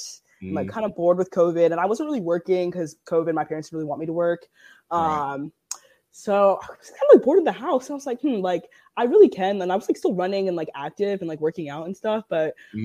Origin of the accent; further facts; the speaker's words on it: Baltimore, Maryland, United States; I grew up in Baltimore and like that's where my family is. Yeah, so I grew up Baltimore, but I was Baltimore Towson area